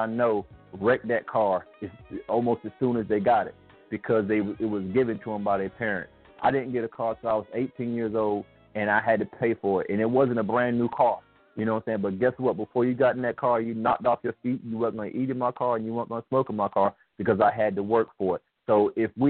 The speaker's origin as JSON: {"language": "English", "country": "United States", "said": "I'm Black American"}